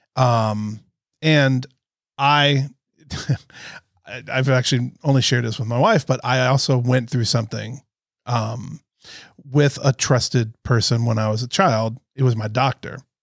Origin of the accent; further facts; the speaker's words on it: Florida, United States; I'm from Florida